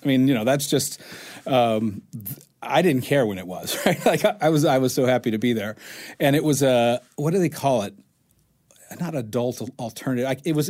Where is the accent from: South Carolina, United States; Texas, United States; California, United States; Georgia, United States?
South Carolina, United States; moved away as an adult; also born or lived in Japan; I grew up in South Carolina.